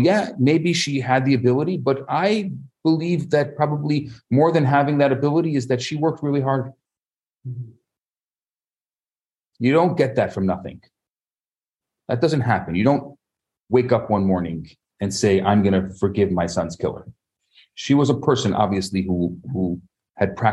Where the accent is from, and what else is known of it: Chicago, Illinois, United States; born or raised there